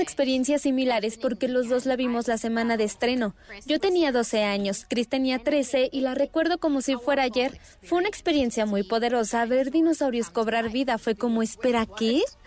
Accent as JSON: {"language": "Spanish", "town": "Hermosillo", "region": "Sonora", "country": "Mexico", "moved": "yes"}